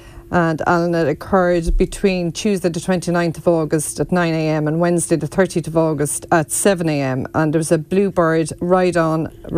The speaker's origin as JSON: {"language": "English", "town": "Marshalstown", "region": "Leinster", "country": "Ireland"}